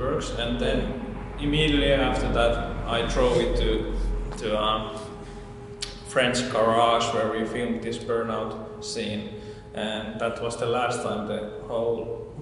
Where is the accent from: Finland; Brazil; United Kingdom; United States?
Finland; Nokia, Pirkanmaa; English is a second language; small towns where I'm from. I'm from Nokia.